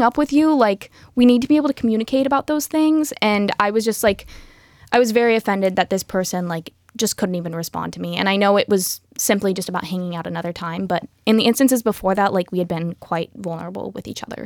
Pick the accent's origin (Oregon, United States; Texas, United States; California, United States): Oregon, United States; Happy Valley; also born or lived in Portland; was born in Portland and raised just outside of there in Happy Valley